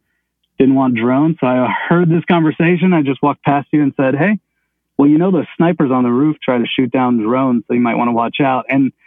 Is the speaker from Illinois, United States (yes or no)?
yes; Chicago, Illinois, United States; I'm in my hometown of Chicago.